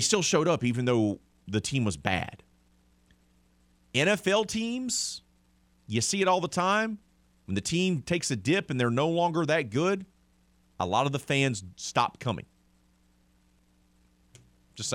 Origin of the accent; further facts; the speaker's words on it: Mobile, Alabama, United States; I'm from Mobile, Alabama.